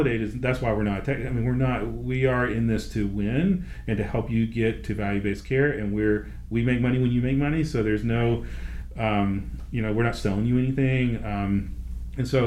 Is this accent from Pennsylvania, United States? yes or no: no; Nashville, Tennessee, United States; I'm from Nashville